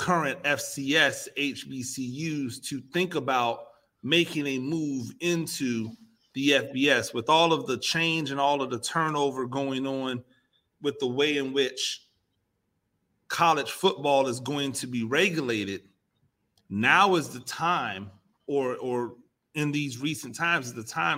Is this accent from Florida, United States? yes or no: yes; Tampa, Florida, United States; I'm from Tampa